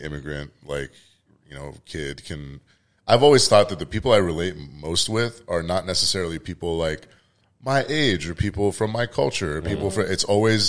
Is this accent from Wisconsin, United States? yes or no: no; Vallejo, California, United States; also born or lived in San Francisco, United States; so I grew up kind of around the Fairfield, Vallejo area.